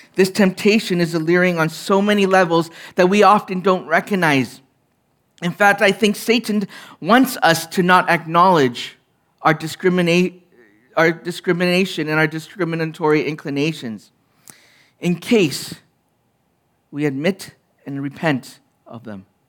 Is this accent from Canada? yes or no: yes; Canada; as a young man, being Chinese Canadian in an all-white culture